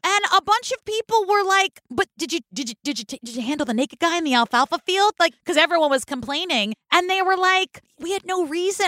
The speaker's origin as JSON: {"language": "English", "town": "Oakland", "region": "California", "country": "United States", "tie": "born or raised there", "said": "Now, I grew up in Oakland and I hung out in Berkeley a lot."}